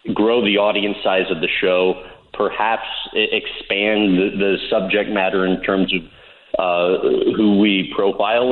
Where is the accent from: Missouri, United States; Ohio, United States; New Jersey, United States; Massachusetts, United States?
Missouri, United States; St. Louis; born and raised in St. Louis, still live in St. Louis now